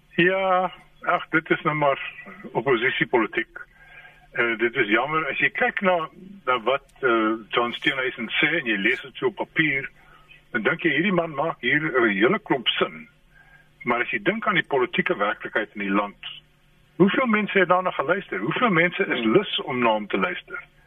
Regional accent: South Africa

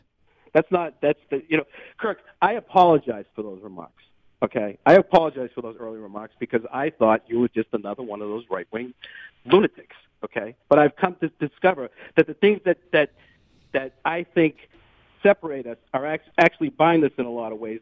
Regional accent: Revere, Massachusetts, United States; also born or lived in Charlestown, Boston; I grew up in Revere

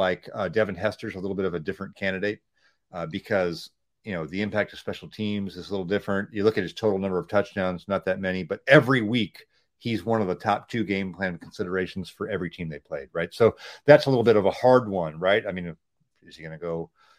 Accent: Sacramento, California, United States; moved away; I grew up in the Sacramento area

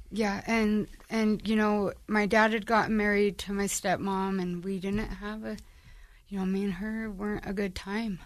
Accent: Ogden, Utah, United States; So, I'm from Ogden. Um, I was born and raised in the area of Ogden

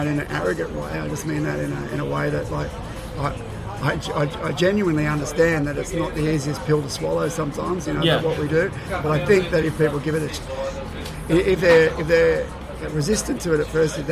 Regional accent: Sydney, New South Wales, Australia; I'm from Sydney, I'm born and bred in Sydney

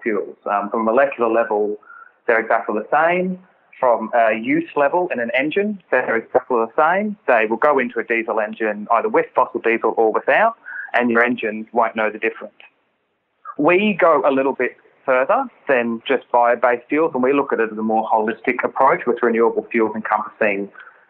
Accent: Australia; as an Australian

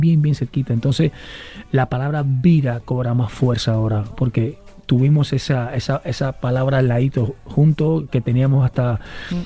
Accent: Cuba; moved away as an adult; now in Spain; yo hice waterpolo desde muy chiquito, llegué al equipo nacional de Cuba

